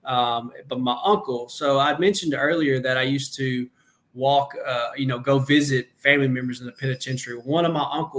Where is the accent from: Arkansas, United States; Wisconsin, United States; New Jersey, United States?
Arkansas, United States; Benton; also born or lived in Conway, Arkansas; I'm in Benton, my hometown